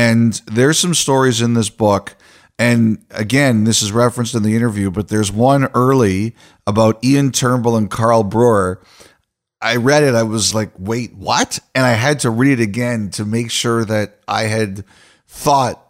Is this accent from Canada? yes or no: yes; Toronto, Ontario, Canada; as a young guy growing up in Toronto